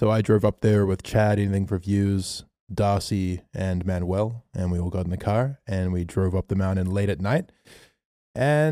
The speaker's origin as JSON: {"language": "English", "town": "Melbourne", "region": "Victoria", "country": "Australia", "said": "we're from Melbourne"}